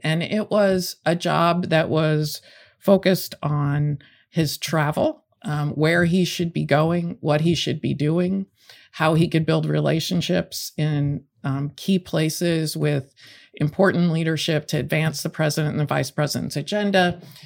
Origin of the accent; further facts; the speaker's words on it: the West, United States; I grew up in the West